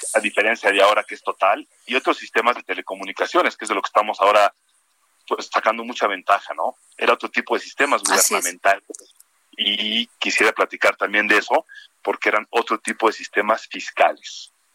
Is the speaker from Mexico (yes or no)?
yes; Mexico; todos somos mexicanos